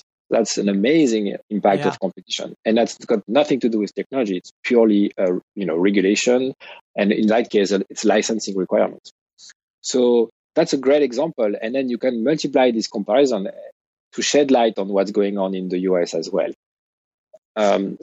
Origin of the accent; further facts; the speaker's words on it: United States; as an American